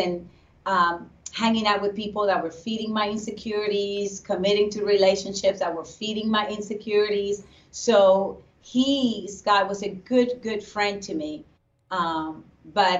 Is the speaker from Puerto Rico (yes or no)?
yes; Puerto Rico; I grew up in Puerto Rico